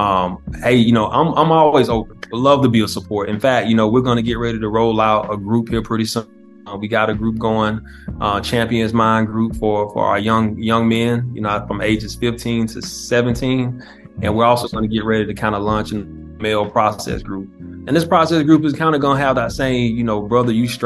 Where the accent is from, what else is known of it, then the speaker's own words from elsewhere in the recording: South Georgia, United States; I grew up in Georgia